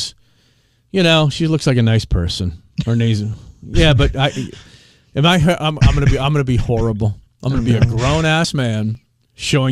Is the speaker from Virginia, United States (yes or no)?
yes; Arlington, Virginia, United States; now in Knoxville, United States; my hometown of Arlington, Virginia